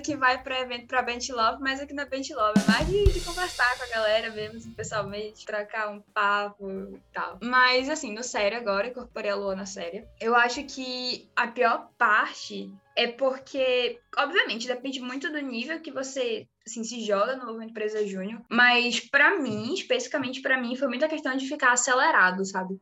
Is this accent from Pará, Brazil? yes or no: yes; Marabá, Pará, Brazil; eu sou nascida e criada aqui no Pará, mais especificamente numa cidade chamada Marabá